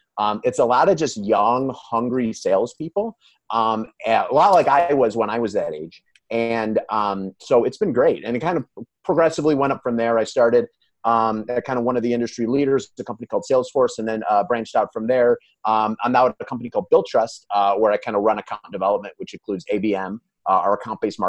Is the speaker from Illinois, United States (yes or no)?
yes; Calumet City, Illinois, United States; I grew up in Calumet City, which is in the south suburbs of Chicago.